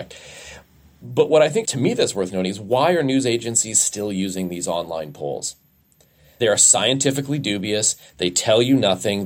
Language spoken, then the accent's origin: English; Alberta, Canada; I was raised in Alberta